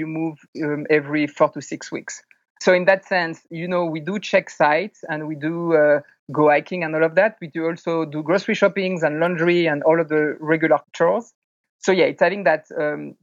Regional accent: France; moved away as an adult; also born or lived in California, United States; now in Taipei, Taiwan; I grew up in France. 2008, I moved to the United States, moved to California for work.

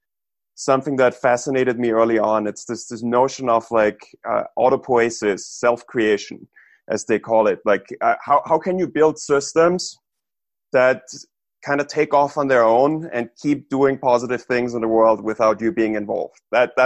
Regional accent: Vienna, Austria; now in Silicon Valley, United States; I grew up in Vienna in Austria.

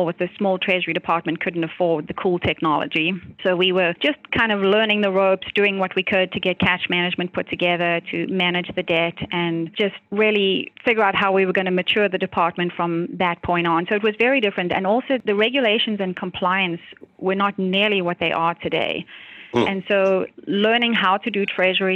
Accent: South Africa; now in United States; I grew up in South Africa.

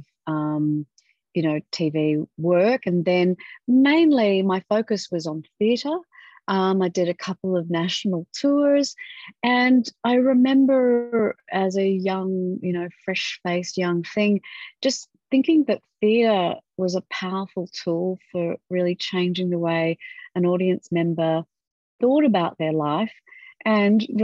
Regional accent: Western Australia, Australia; Western Australia. Yeah. Fantastic. In my home state

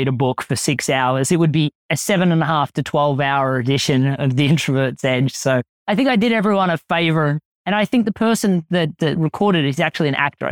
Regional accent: Australia

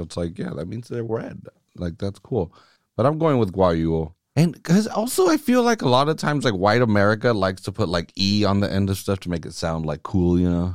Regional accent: United States; I say we as American, I'm not British

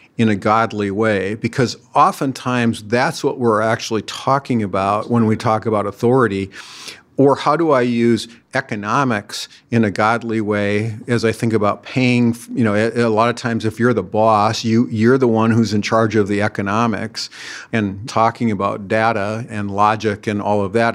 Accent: Minneapolis–Saint Paul, Minnesota, United States; I grew up right here in the Twin Cities

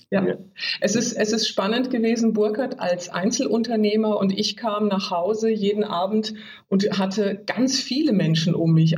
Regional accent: Oldenburg, Lower Saxony, Germany; moved away as an adult; komme aus Norddeutschland, ganz oben, mhm. Oldenburg, bin da aufgewachsen

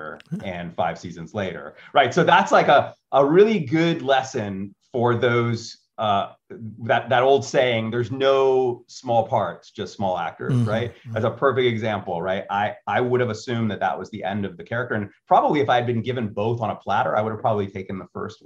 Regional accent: Chicago, Illinois, United States; moved away as an adult; now in Los Angeles, United States; I'm a Chicagoan.

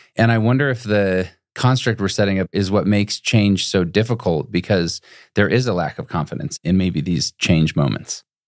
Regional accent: Utah, United States; moved away as an adult; also born or lived in Boston / Phoenix / Chicago; I grew up in Utah

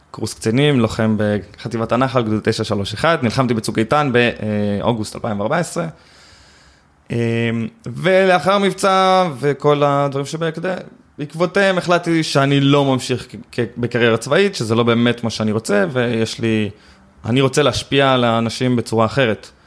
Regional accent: Eli, West Bank, Palestine; אני גדלתי ביישוב שנקרא עלי, אני מתנחל במקור

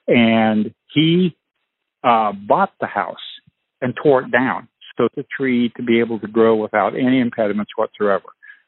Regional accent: Peoria, Illinois, United States; I was born in Peoria, Illinois.

